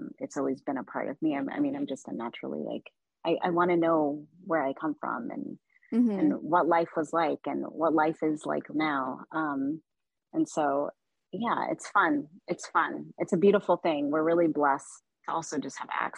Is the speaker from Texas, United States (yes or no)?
yes; Dallas, Texas, United States; moved away; also born or lived in Yemen / New York / Chicago; I grew up in Dallas, Texas. I was born in Yemen. We came here when I was about 2 years old